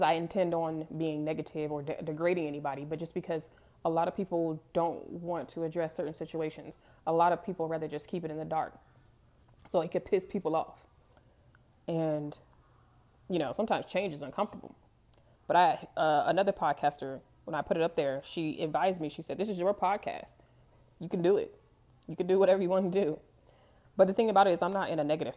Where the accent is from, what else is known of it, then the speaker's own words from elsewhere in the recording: California, United States; moved away as an adult; also born or lived in Denver, Colorado; most of them migrated to California. That's where I grew up. But I was born in Denver